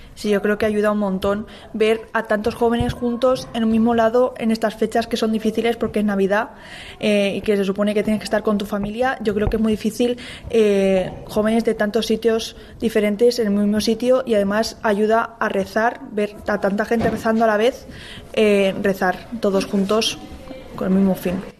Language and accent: Spanish; Cuenca, Castilla-La Mancha, Spain; vengo de Cuenca, de Católicos en Acción